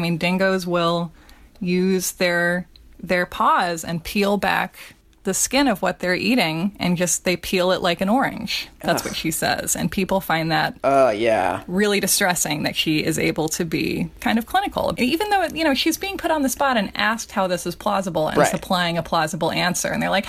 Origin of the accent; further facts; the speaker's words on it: Australia; like try growing up in Australia and not writing about dingoes at some point in your curriculum.